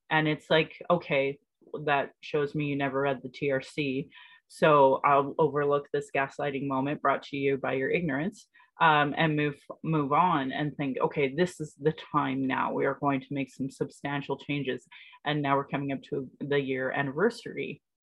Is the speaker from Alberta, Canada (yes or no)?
yes; Sylvan Lake, Alberta, Canada; also born or lived in Calgary; I grew up in Sylvan Lake